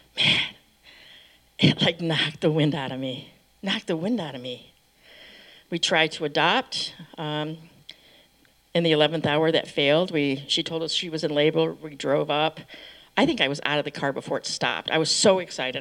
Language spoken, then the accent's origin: English; Michigan, United States; I grew up in Michigan